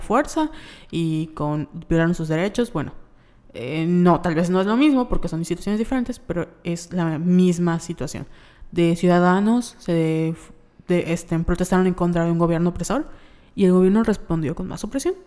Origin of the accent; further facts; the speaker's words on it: Yucatán, Mexico; somos de Yucatán y los yucatecos somos yucatecos